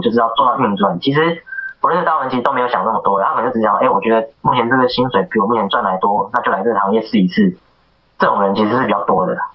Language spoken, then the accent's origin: Chinese; Taiwan; 那我是台湾人，那我跟你做同样的工作